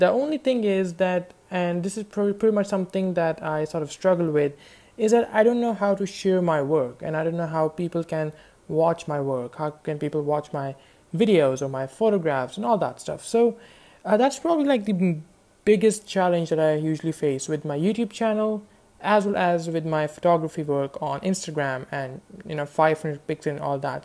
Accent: Pakistan; I'm from Pakistan

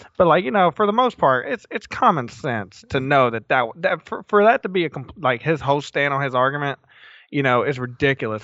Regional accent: the South, United States; growing up in the South, you didn't think about mental illness.

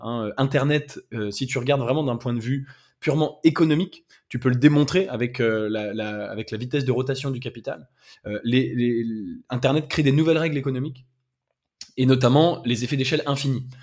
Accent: France; Je suis français, j'habite en France

